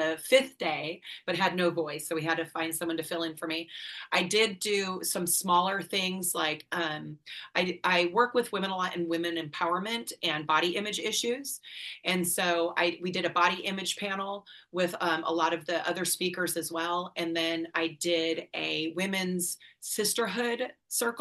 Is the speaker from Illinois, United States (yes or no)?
yes; Antioch, Illinois, United States; born or raised there; moved away as an adult; now in Alabama, United States